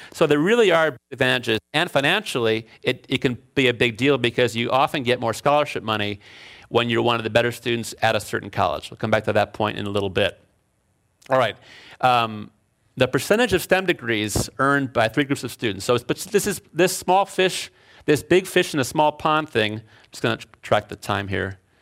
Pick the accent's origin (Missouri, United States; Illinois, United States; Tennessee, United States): Illinois, United States; Chicago; moved away as an adult; also born or lived in Alfred, New York / Berkeley, California; now in California, United States; I was from Chicago. I grew up in Chicago